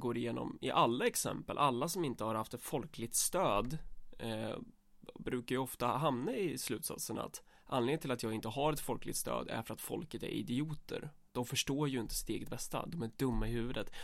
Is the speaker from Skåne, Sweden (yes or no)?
no; Närke, Örebro County, Sweden; Vi är för fan närkingar